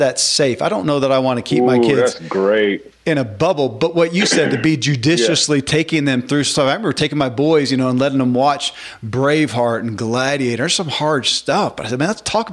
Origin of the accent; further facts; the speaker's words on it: the Bible Belt, United States; I grew up in the Bible Belt